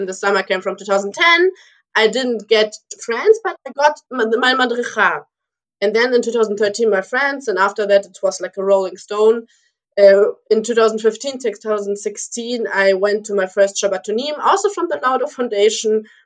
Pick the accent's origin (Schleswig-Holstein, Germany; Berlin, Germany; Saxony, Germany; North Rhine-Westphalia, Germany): Schleswig-Holstein, Germany; Lübeck; also born or lived in Moscow, Russia; we came to Germany, to Lübeck. It's my hometown in Germany